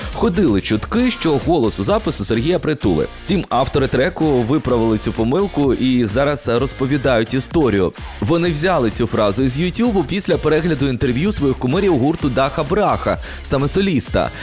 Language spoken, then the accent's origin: Ukrainian; Zaporizhzhia, Zaporizhzhia Oblast, Ukraine; я родом із Запоріжжя